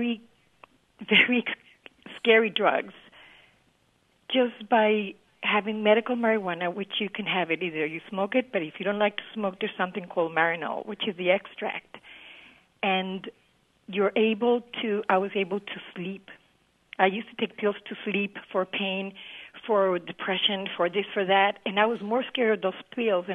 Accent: Colombia; also born or lived in Florida; now in Fayetteville, United States; I'm originally from Colombia

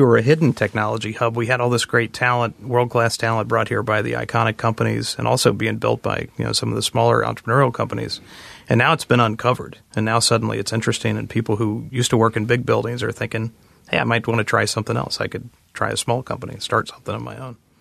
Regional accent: Butler County, Ohio, United States; moved away as an adult; also born or lived in Washington, D.C.; I grew up in Butler County and I moved away and spent most of my adult life in the traffic of Washington, D C.

